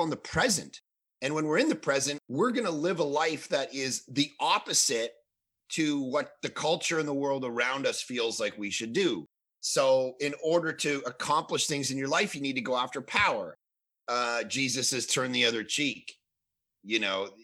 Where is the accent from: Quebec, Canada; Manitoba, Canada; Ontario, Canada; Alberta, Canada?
Ontario, Canada; Toronto; moved away as an adult; now in Vancouver, Canada; I grew up in Toronto and we moved out to Vancouver, British Columbia